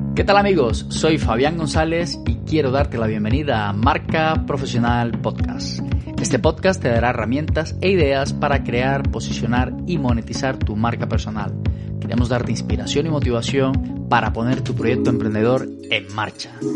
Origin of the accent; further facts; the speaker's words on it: Colombia; colombiana de mi tierra